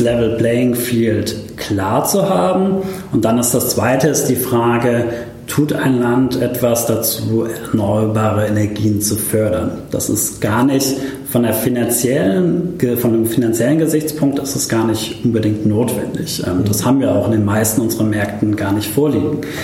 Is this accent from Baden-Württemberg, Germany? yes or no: yes; Stuttgart, Baden-Württemberg, Germany; moved away as an adult; also born or lived in Karlsruhe / Kenya; ich bin in Stuttgart geboren, bin dann nach Karlsruhe zum Studieren